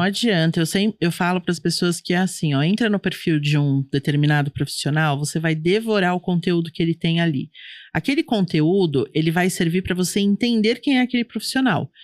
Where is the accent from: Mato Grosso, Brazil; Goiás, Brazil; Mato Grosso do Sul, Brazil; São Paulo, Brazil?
São Paulo, Brazil; eu sou de São Paulo